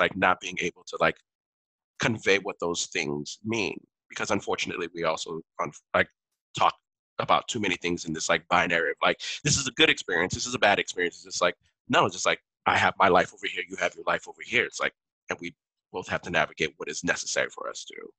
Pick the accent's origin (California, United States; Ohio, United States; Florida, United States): Florida, United States; Miami; first language Haitian Creole; English is a second language; I grew up in Miami